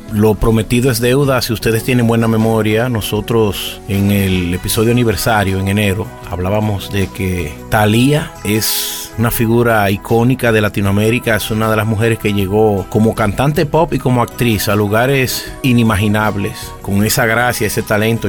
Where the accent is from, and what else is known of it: Dominican Republic; born or raised there